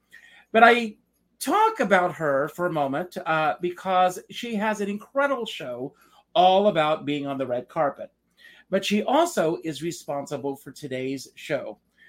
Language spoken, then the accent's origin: English; Conway, South Carolina, United States; I too grew up in a very small town. I grew up in Conway, South Carolina. I don't know how old you are. I think I'm a little older than you are.